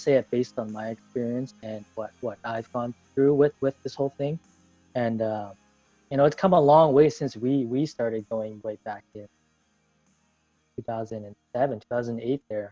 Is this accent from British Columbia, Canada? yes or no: yes; Vancouver, British Columbia, Canada; I'm from Vancouver, Canada.